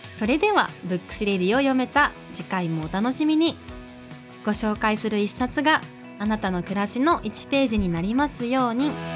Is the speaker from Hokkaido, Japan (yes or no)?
no; Iizuka, Fukuoka, Japan; now in Fukuoka, Japan; 私の故郷飯塚